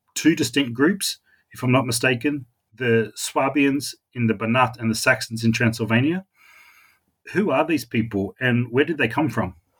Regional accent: Australia; accent: Australian; my Australian accent

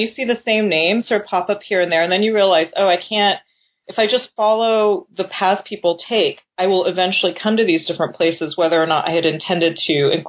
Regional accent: Japan; moved away as an adult; also born or lived in New York / California; I was born in Japan to an American father and a Japanese mother. And with the exception of 2 years in New York when I was very young, grew up in Japan, but went to international school.

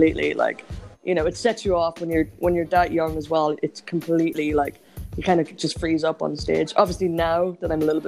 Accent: Enniskillen, Northern Ireland, United Kingdom; My first gig was in my hometown, and it was in Enniskillen

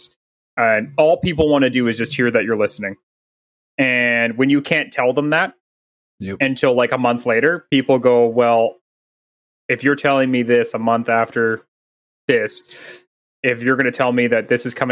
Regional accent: Canada; I'm Canadian

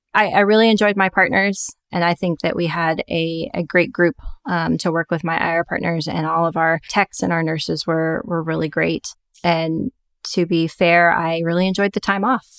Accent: Little Rock, Arkansas, United States; moved away as an adult; found a private practice group in my hometown of Little Rock, Arkansas.

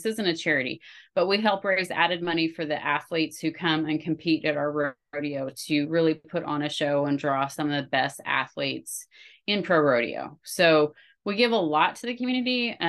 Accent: Oregon, United States; also born or lived in Idaho / Wyoming; now in Texas, United States; I'm originally from the Pacific Northwest. I grew up in Oregon, Idaho, and Wyoming before moving to Texas.

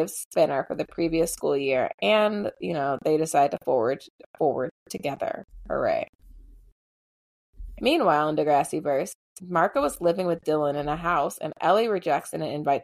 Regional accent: Canada; as a Canadian

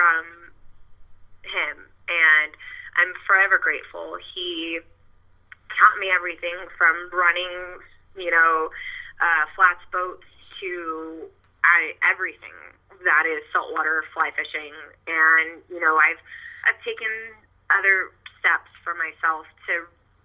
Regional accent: Bandera, Texas, United States; now in Rockport, United States; I'm actually originally from the Hill Country in a small town called Bandera

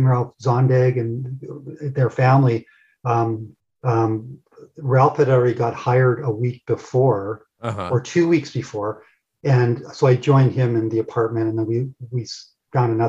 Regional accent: Toronto, Ontario, Canada; moved away as an adult; also born or lived in Los Angeles / Ireland; I was coming from Toronto area to LA.

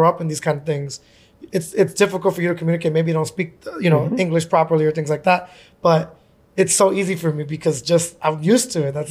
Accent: New York City, New York, United States; I grew up in Jamaica, Queens on 150th and Hillside, basically on right next to Kings Park.

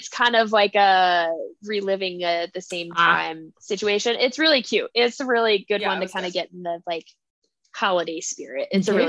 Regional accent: Arizona, United States; we're all born and raised in Arizona.

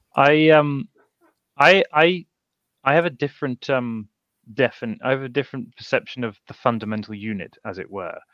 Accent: United Kingdom

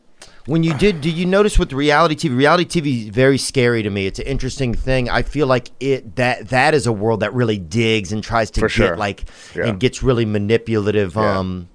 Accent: Louisiana, United States; moved away; also born or lived in Los Angeles; I'm from Louisiana.

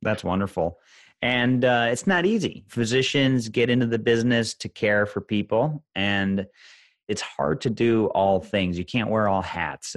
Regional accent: Chicago, Illinois, United States; I'm from Chicago

